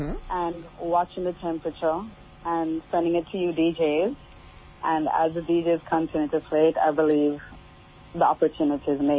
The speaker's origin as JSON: {"language": "English", "country": "Jamaica", "tie": "born or raised there", "said": "my hometown is Jamaica"}